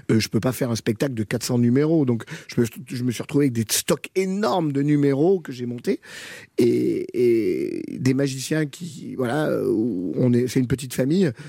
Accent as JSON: {"language": "French", "country": "France", "said": "Et, puis finalement, je suis jamais allé travailler là-bas parce que je suis français."}